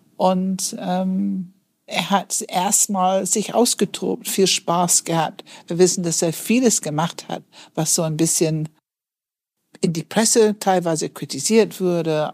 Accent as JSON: {"language": "German", "country": "United Kingdom", "moved": "yes", "said": "dass ich Britin bin"}